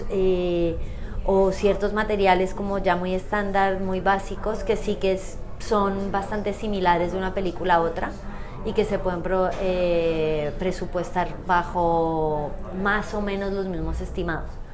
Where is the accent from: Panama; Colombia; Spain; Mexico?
Colombia; moved away; yo soy de Colombia